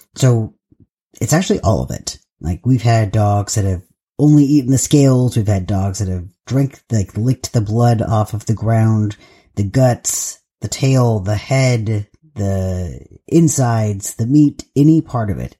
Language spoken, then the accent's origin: English; Southern California, United States; moved away as an adult; now in Pacific Northwest, United States; I am from Southern California, and I did live in Northern California for quite a long time, but I was mostly in Southern California for most of my life, and then I moved up to, to the Pacific Northwest